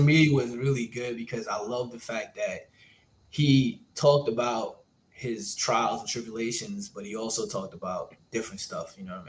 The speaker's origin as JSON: {"language": "English", "town": "New York City", "region": "New York", "country": "United States", "said": "I'm also from Brooklyn"}